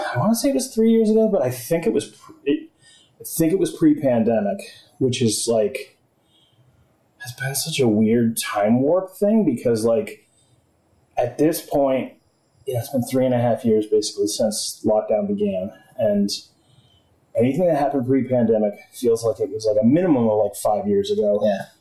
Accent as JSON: {"language": "English", "town": "Exeter", "region": "New Hampshire", "country": "United States", "tie": "born or raised there", "also_born_or_lived": "Arizona", "said": "I grew up in Exeter"}